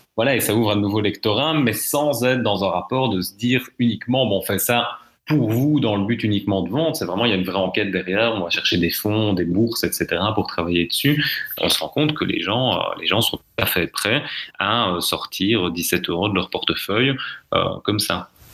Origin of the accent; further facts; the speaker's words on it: Belgium; chez nous, en Belgique